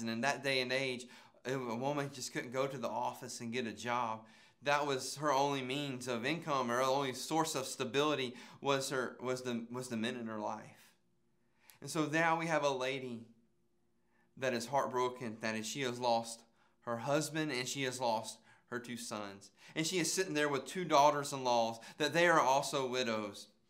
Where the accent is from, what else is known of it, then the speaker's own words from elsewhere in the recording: Calhoun County, Florida, United States; I'm from Calhoun County, Florida.